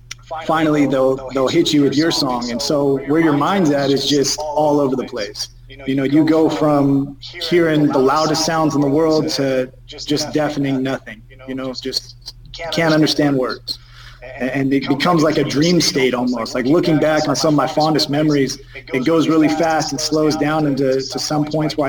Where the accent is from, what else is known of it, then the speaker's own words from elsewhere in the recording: Fresno, California, United States; in my hometown at the Save Mart Center